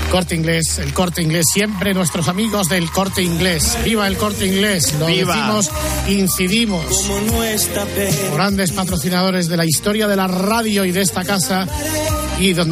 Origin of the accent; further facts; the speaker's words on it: Zaragoza, Aragon, Spain; moved away; la gran noche de mi pueblo de Zaragoza